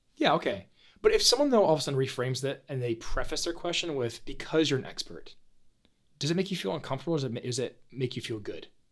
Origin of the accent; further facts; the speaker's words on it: Paw Paw, Michigan, United States; I grew up in Paw Paw, Michigan